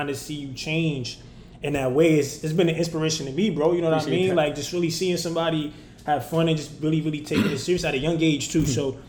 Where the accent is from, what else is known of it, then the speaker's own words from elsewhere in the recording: New York, United States; because we both come from New York, man. You know, we came from New York.